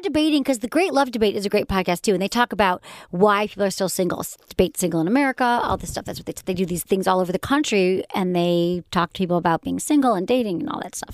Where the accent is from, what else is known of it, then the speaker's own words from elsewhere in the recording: Michigan, United States; accent: Michigan; when my Michigan accent comes out.